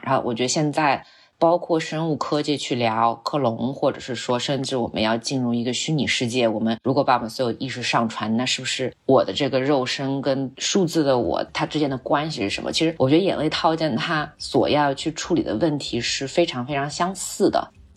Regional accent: Xinjiang, China; 因为我是新疆长大的，呃，所以我从小，我对自然的感受更多是戈壁滩，然后更多是那种沙漠，甚至石油

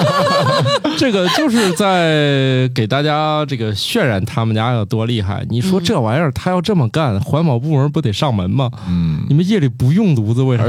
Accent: Zhengzhou, Henan, China; moved away; also born or lived in Beijing; 我是一个郑州人，我每次回郑州都要吃个烩面

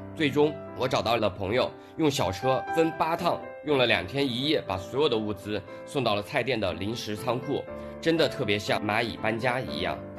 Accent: Wuhan, Hubei, China; also born or lived in Anhui; 虽然我不是湖北人，但我四岁就从安徽来到武汉，吃着鸭脖子、热干面，听着江轮的汽笛声，守着黄鹤楼长大，这里有我各种成长的记忆

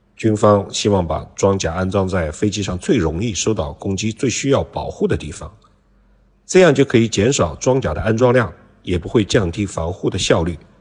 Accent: China; 我们中国人

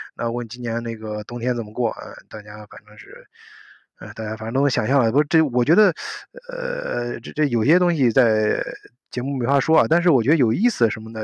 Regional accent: China; now in Germany; 我们作为中国人

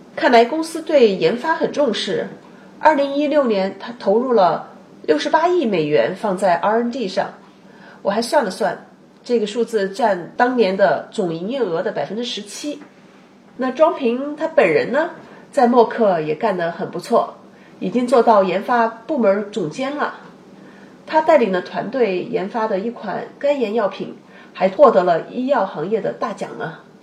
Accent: China; also born or lived in Boston, United States; now in Seattle, United States; 尤其是针对我们中国人，可以从哪些方面刻意的去提升自己？

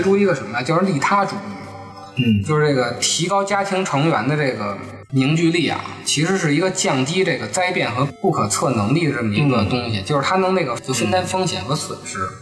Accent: Beijing, China; 作为咱们北京人

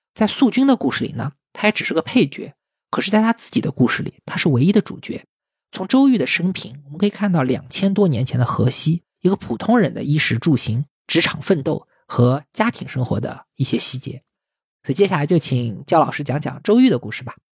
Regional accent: China

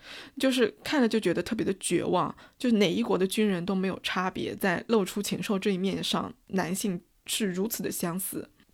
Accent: China; 我们中国人

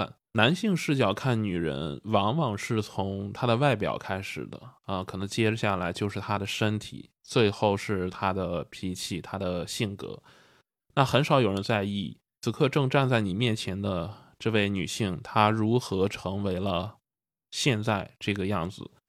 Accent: Jinan, Shandong, China; 那比如说我家是济南的，那坐火车还是坐长途，我是怎么回去啊？

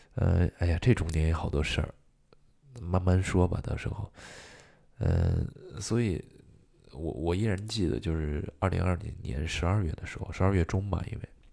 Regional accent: Xi'an, Shaanxi, China; moved away as an adult; now in Beijing, China; 我是陕西西安人，土生土长的西安人

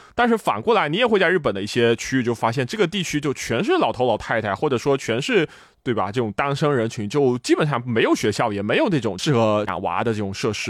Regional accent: China; now in Japan; 这个我觉得对于我作为一个中国人来说确实特别的不可思议

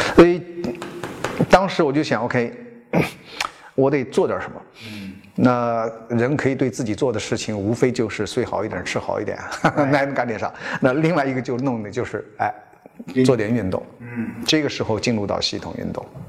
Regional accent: China; 我们中国人总是 有一些传统的概念影响着我们的生活

